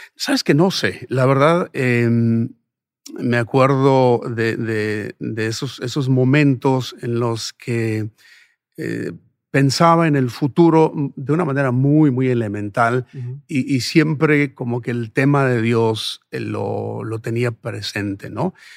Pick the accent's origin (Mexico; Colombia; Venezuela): Mexico; Sonora; moved away; also born or lived in Ciudad Juárez, Mexico / Phoenix, United States; nací y crecí en Sonora